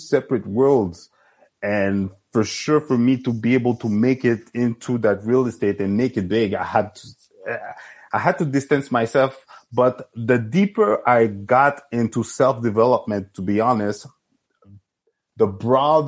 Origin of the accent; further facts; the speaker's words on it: Montreal, Quebec, Canada; I grew up in Saint-Michel, Saint-Léonard with my friends